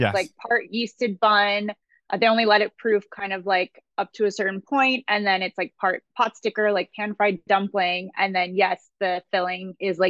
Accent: Pasadena, California, United States; also born or lived in Alhambra / Los Angeles; I grew up in Pasadena, actually. And so Pasadena and Alhambra. So yes, I am an LA girl

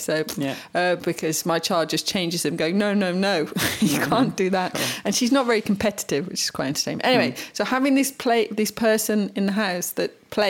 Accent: Vitina, Federation of Bosnia and Herzegovina, Bosnia & Herzegovina; English is a second language; I grew up in Vitina in Herzegovina. I was lucky if I got a stick to bang on a stone.

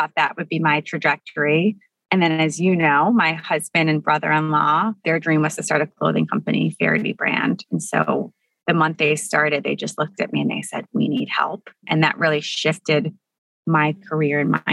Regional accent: Buffalo, New York, United States; I grew up in Buffalo, New York

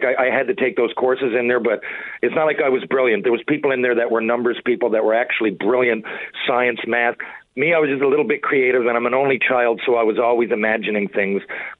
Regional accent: Mount Pearl, Newfoundland and Labrador, Canada; growing up in Mount Pearl

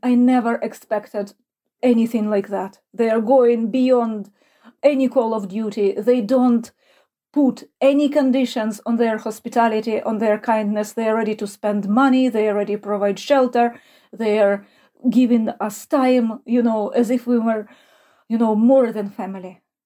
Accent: Ukraine; moved away as an adult; now in Cork, Ireland; I was born in Ukraine

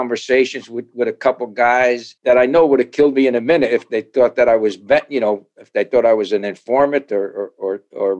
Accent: Paterson, New Jersey, United States; I grew up in Paterson, New Jersey.

